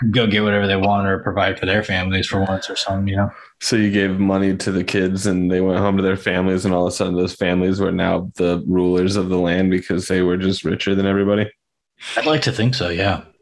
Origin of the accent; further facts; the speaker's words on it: Tallahassee, Florida, United States; from Tallahassee, and he just took us off the map.